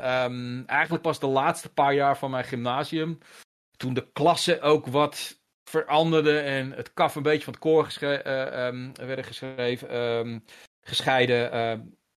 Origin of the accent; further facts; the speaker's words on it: Haarlem, North Holland, Netherlands; also born or lived in Hengelo; now in Heiloo, Netherlands; ik noem mezelf een Haarlemmer. Mm Alhoewel ik nu sinds kort in Heilo woon, maar ik ben een Haarlemmer. Ik heb daar 35 jaar van mijn leven doorgebracht. En eigenlijk vanaf mijn lagere school, derde klas lagere school